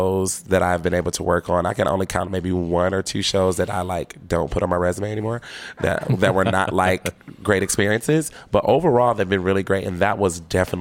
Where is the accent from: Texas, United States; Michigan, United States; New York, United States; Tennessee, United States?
Michigan, United States; Detroit; I'm from Detroit. I grew up in Motown